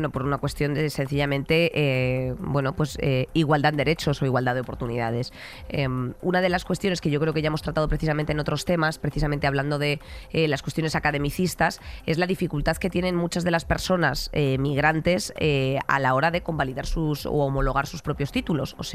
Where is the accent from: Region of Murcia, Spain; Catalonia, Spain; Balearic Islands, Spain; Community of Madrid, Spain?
Catalonia, Spain; oiga, yo no mm. tengo por qué estar explicando a cada sitio que voy que yo soy perfectamente catalana, ¿sabes a lo que me refiero?